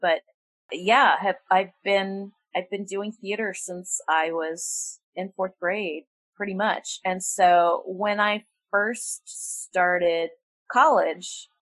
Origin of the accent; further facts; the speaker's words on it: suburban Maryland, United States; also born or lived in Washington, D.C. / New York City; I spent most of my formative years in suburban Maryland from age four.